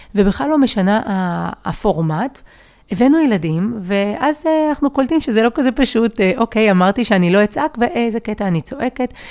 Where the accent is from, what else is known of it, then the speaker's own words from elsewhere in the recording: Givatayim, Tel Aviv District, Israel; אני גדלתי בגבעתיים